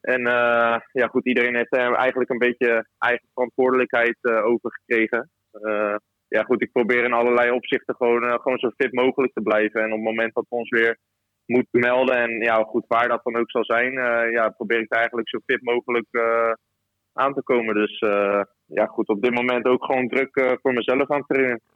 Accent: Rotterdam, South Holland, Netherlands; moved away as an adult; also born or lived in Ouderkerk aan den IJssel / Leeuwarden; ik kom natuurlijk zelf uit Rotterdam

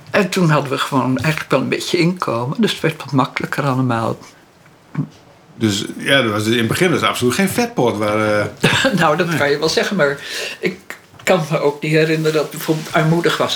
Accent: Holland, Netherlands; Op zo'n dorpje, daar komt zo'n Hollandse hibbel aan.

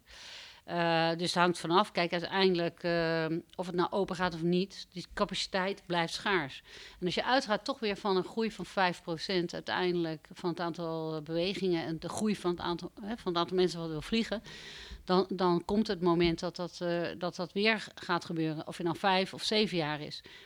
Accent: Bussum, North Holland, Netherlands; moved away as an adult; also born or lived in Amstelveen / Groningen / Amsterdam; Ik ben eh, geboren in Amstelveen. Ik ben opgegroeid in Bussum

